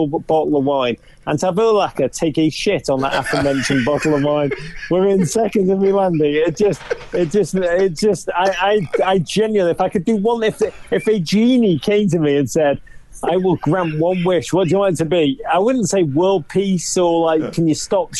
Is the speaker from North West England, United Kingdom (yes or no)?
yes; Liverpool, North West England, United Kingdom; moved away as an adult; now in Manhattan, United States; I'm from Liverpool, northwest England